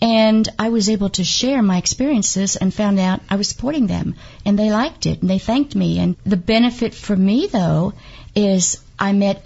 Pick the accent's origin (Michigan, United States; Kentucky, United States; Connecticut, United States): Kentucky, United States; I am from Kentucky